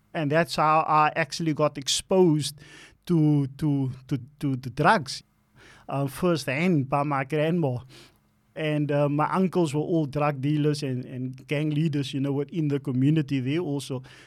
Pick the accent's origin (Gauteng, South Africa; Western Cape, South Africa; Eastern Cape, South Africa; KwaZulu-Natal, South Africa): Western Cape, South Africa; Cape Town; also born or lived in Elsies River; So I was born in Alsis and we moved, um, to Mitzels Plain. That's where I actually started growing up in Mitzels Plain